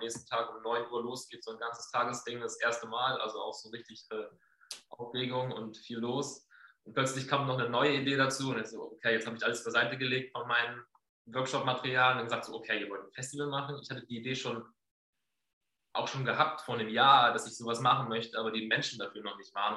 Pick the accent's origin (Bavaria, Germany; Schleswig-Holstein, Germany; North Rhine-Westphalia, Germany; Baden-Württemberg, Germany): Schleswig-Holstein, Germany; Flensburg; also born or lived in Enschede, Netherlands / Cologne, Germany; now in Herleshausen, Germany; ich komme aus Flensburg